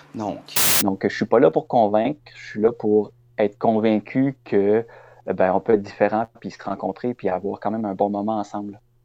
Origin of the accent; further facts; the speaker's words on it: Quebec City, Quebec, Canada; moved away as an adult; now in Carleton-sur-Mer, Canada; je suis originaire de Québec. Euh, j'ai vécu là jusqu'à l'âge de 25 ans